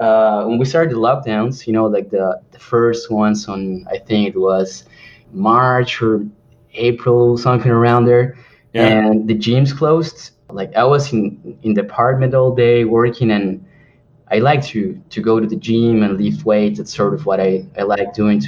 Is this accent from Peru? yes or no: yes; Peru; English is a second language; moved away; I'm from Peru